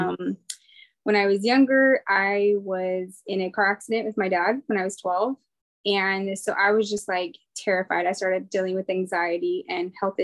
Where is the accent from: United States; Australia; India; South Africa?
United States; Fresno, California; moved away as an adult; now in Southern California, United States; I am from Fresno, California. Originally, I was born and raised Cali girl all my life. So I'm in SoCal now, about 6 hours away from where I grew up.